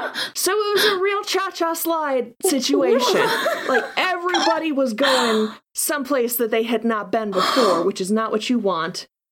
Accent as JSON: {"language": "English", "region": "Washington", "country": "United States", "tie": "born or raised there", "said": "growing up in Washington."}